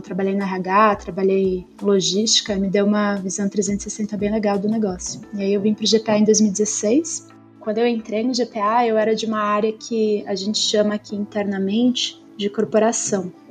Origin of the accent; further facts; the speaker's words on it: Erechim, Rio Grande do Sul, Brazil; moved away as an adult; now in São Paulo, Brazil; eu sou gaúcha, sou nascida e criada em Erechim, no interior do Rio Grande do Sul. Eu moro em São Paulo desde 2019, quando eu, eu vim fazer faculdade.